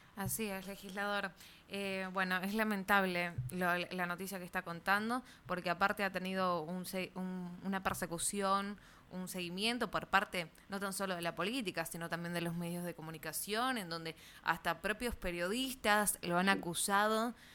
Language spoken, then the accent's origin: Spanish; Tucumán, Argentina; ¿a dónde estamos parados como tucumanos?